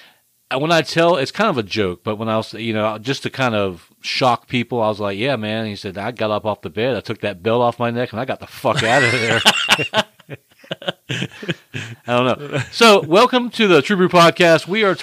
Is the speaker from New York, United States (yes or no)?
no; Florida, United States; I'm from Florida.